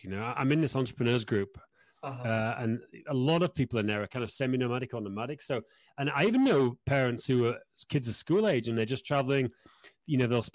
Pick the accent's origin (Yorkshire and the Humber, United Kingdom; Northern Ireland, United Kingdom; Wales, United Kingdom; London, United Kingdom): Yorkshire and the Humber, United Kingdom; moved away as an adult; now in Prague, Czech Republic; it's longer than I spent where I grew up in Yorkshire, you know, because I left there when I was 18.